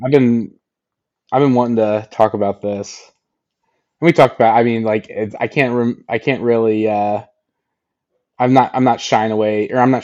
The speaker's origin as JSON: {"language": "English", "region": "Indiana", "country": "United States", "said": "I'm from Indiana."}